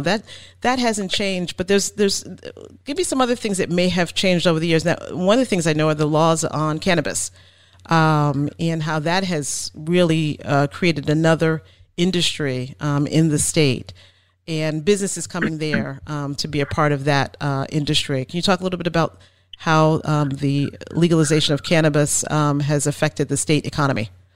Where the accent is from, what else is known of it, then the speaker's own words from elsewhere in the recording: New Jersey, United States; now in Maine, United States; I'm from New Jersey